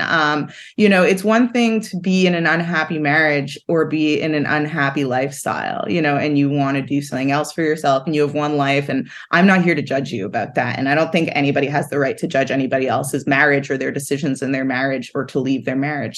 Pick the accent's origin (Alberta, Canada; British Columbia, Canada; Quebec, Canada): Quebec, Canada; Montreal; I grew up in Montreal